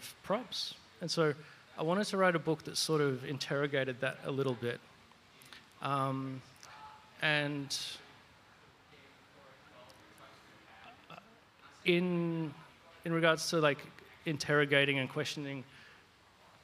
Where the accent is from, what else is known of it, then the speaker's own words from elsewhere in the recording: Australia; me being an Australian